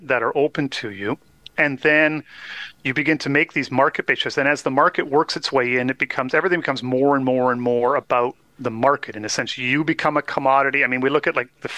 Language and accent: English; Canada; as a Canadian, I did learn some French